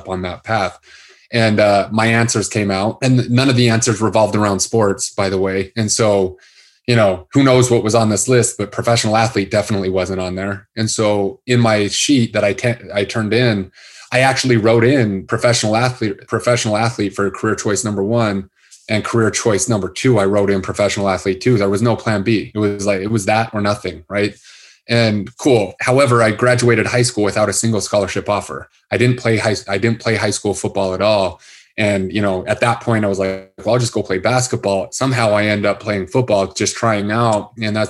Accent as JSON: {"language": "English", "town": "Salt Lake City", "region": "Utah", "country": "United States", "tie": "born or raised there", "said": "I grew up in Salt Lake City"}